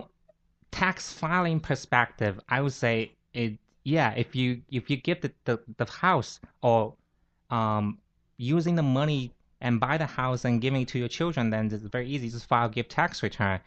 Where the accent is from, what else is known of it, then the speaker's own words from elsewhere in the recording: Fuzhou area, Fujian, China; accent: Fuzhouese; English is a second language; now in New York, United States; I'm from mainland China. It's like near, it's a small island right across from Taiwan